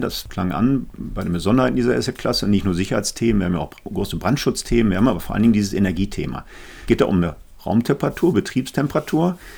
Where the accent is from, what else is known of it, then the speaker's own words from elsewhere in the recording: Essen, North Rhine-Westphalia, Germany; in meiner Heimatstadt Essen